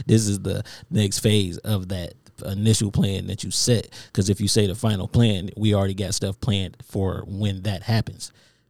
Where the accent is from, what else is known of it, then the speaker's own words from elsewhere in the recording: Inkster, Michigan, United States; we from Inkster